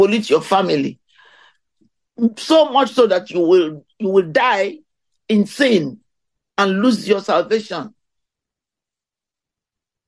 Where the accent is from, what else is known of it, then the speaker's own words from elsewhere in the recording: India; moved away; where I came from India